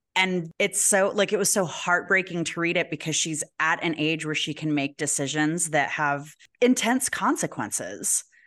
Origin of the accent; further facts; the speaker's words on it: Albuquerque, New Mexico, United States; "Where are you from?" And we say Albuquerque